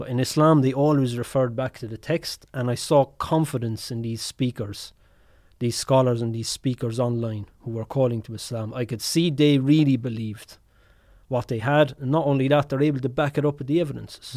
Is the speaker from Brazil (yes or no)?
no; Ireland; obviously I'm Irish